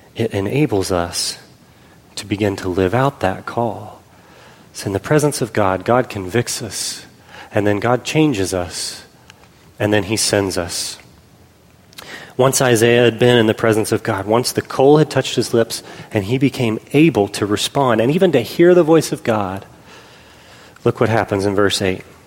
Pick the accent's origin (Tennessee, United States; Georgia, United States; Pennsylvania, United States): Pennsylvania, United States; we were growing up in Pennsylvania